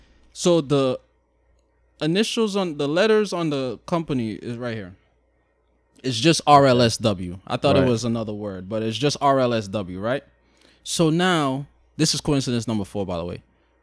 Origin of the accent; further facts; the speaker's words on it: Shanghai, China; They're still Chinese, but I'm Chinese. But I'm from Shanghai.